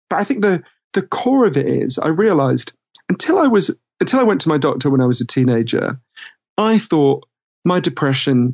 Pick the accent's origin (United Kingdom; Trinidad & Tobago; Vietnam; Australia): United Kingdom; accent: Downton Abbey voice; moved away as an adult; also born or lived in United States; I'm British and I spent a lot of my time in the US.